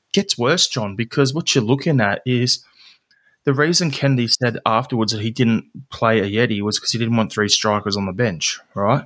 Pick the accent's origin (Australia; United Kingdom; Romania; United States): Australia; as an Aussie